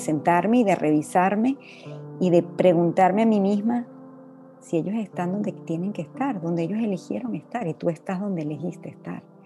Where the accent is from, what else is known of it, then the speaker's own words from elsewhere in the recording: Venezuela; moved away as an adult; now in Dominican Republic; me tocó salir de Venezuela hace 20 años